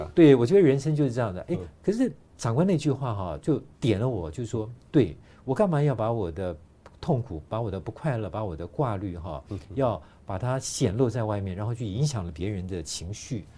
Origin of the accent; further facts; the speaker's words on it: Taiwan; 我们台湾人